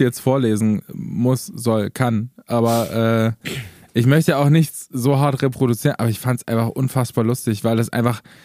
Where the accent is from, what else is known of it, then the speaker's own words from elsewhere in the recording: Eisleben, Saxony-Anhalt, Germany; meine Geburtsstadt Eisleben